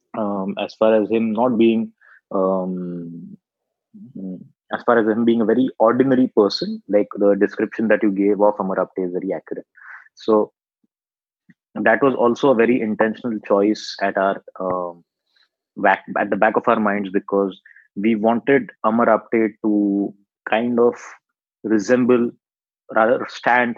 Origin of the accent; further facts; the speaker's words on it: Aurangabad, Maharashtra, India; I am not from Pune. I'm from a smaller town uh, called Aurangabad, which is not so far from Pune